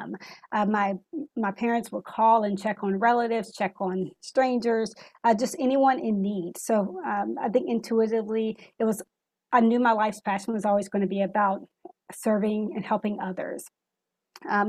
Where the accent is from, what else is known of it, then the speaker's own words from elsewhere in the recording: North Carolina, United States; growing up in North Carolina